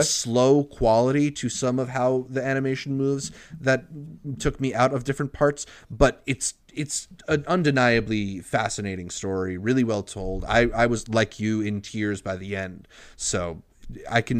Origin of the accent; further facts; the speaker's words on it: United States; as an American